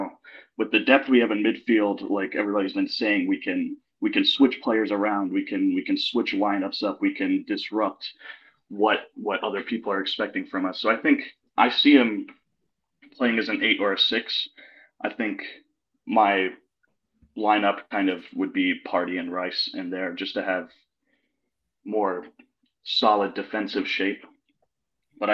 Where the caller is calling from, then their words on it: Atlanta, Georgia, United States; I'm joining you from Atlanta, Georgia.